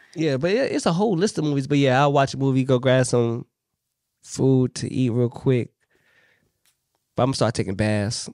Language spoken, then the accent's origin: English; Richmond, Virginia, United States; I'm from Richmond, Virginia.